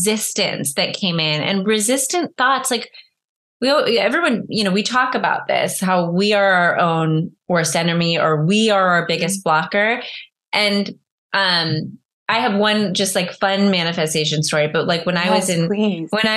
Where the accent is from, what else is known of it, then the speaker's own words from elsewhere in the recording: Northern California, United States; I'm from Northern California